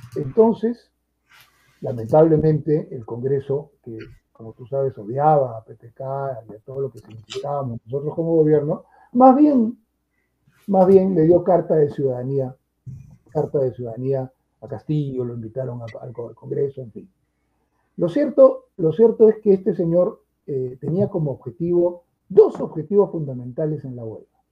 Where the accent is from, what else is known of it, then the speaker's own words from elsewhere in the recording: Peru; este es mi país, aquí nací